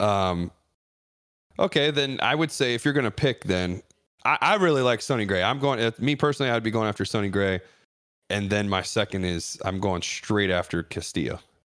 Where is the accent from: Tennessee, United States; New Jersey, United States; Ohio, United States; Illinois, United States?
Ohio, United States; my home state of Cleveland or Cincinnati